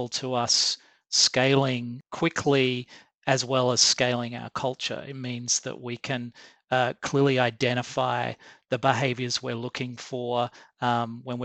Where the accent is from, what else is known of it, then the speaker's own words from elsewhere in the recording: Australia; I'm Australian